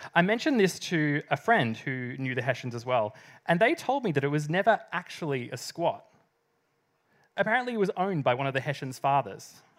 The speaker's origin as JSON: {"language": "English", "area": "South East Gippsland", "region": "Victoria", "country": "Australia", "tie": "born or raised there", "also_born_or_lived": "Melbourne", "moved": "as an adult", "said": "I'm from the country. I moved from South East Gippsland to Melbourne at the age of eighteen"}